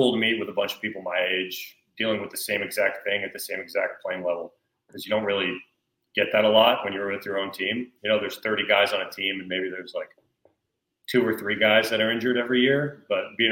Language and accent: English; North Carolina, United States; I'm from North Carolina